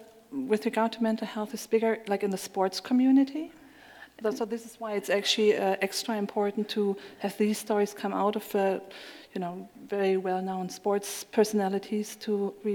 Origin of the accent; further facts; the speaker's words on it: Germany; also born or lived in United States / United Kingdom; now in Australia; I worked in the US, the UK, and I'm from Germany.